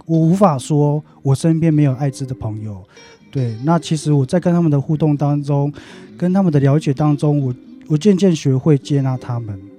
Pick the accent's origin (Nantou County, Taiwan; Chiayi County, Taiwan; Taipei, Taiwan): Taipei, Taiwan; also born or lived in Taitung indigenous village; 因为我小时候幼稚园时段就已经离开部落，来台北生活这样